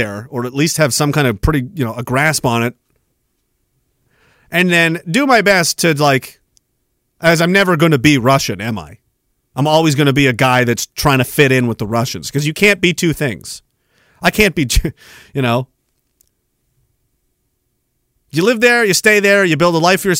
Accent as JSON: {"language": "English", "country": "Canada", "said": "we're Canadian."}